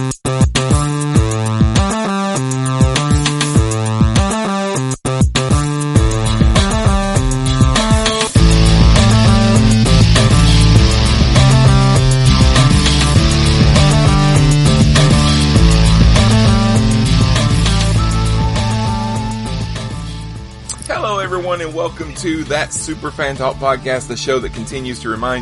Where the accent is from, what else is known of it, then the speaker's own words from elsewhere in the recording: Alabama, United States; I'm from Alabama